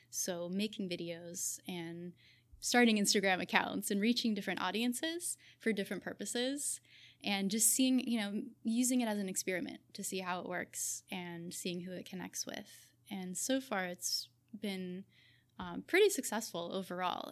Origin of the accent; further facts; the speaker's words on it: Southern California, United States; also born or lived in Berkeley, California / Australia; I grew up in Southern California